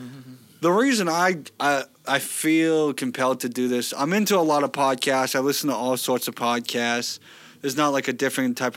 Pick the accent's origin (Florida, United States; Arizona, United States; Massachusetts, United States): Massachusetts, United States; Norton; moved away as an adult; now in Providence, United States; I'm from Norton